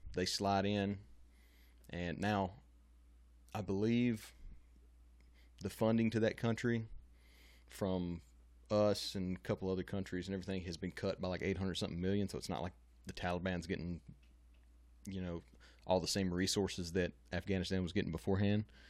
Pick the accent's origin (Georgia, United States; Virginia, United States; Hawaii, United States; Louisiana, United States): Louisiana, United States; I'm from Louisiana